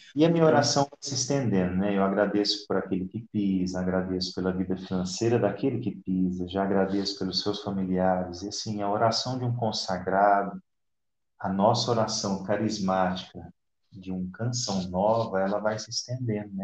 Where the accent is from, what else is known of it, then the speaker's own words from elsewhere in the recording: Ituverava, São Paulo, Brazil; now in Itapetininga, Brazil; Eu nasci numa cidade próximo de Ribeirão Preto, ali região de Barretos, se chama Ituverava. Ainda é São Paulo, né?